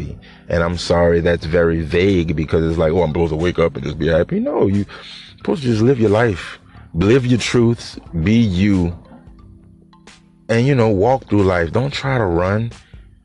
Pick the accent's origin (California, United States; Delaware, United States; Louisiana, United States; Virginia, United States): Louisiana, United States; New Orleans; I'm from New Orleans